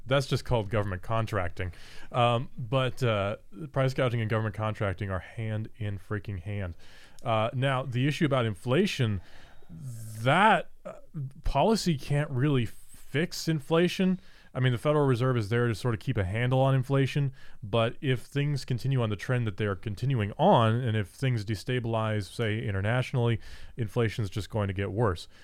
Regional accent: United States; I'm American

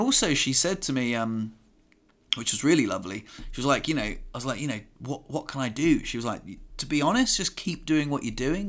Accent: Southampton, South East England, United Kingdom; I'm from Southampton

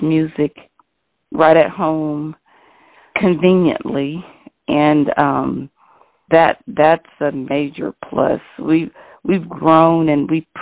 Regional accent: Tallahassee, Florida, United States; I was born and raised in Tallahassee, Florida

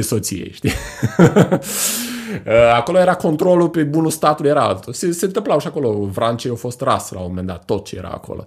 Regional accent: Iași, Iași County, Romania; suntem noi legați sufletește, ca moldoveni, ca ieșeni

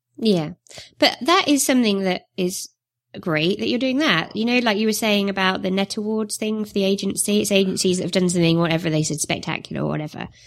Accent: Northumberland, North East England, United Kingdom; accent: northern; moved away; I was born in North Umberland, so I'm, I'm really northern, as you can tell.

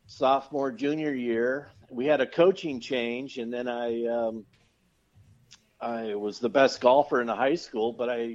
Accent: Stockton, California, United States; also born or lived in Santa Monica, California; I grew up in Stockton, California

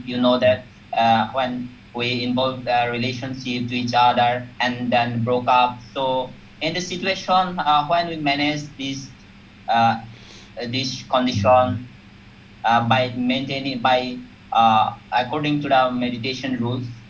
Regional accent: Bangladesh; I'm from Bangladesh. You know that uh, uh we are indigenous people here.

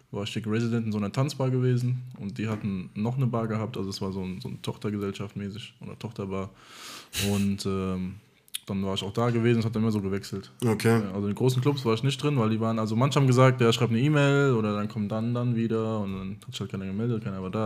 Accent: Germany; ich bin halb Deutsch und halb Amerikaner, hier geboren und aufgewachsen

